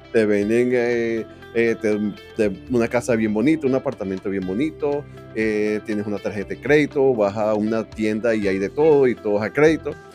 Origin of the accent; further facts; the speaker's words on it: Venezuela; moved away as an adult; also born or lived in Miami, United States / Liberty Hill, Texas; now in United States; hablo de venezolanos porque es con quien me identifico más por ser venezolano